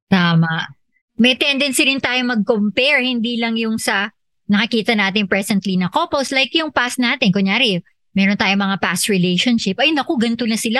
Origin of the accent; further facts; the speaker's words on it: Philippines; ako Filipino